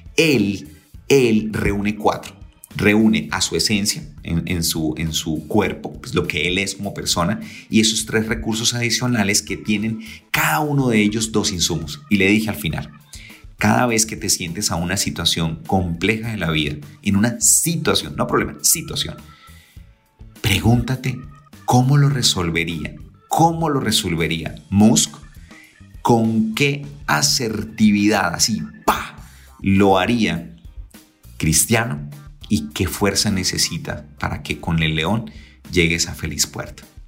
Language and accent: Spanish; San Gil, Santander, Colombia; moved away; estaba en mi tierra querida San Gil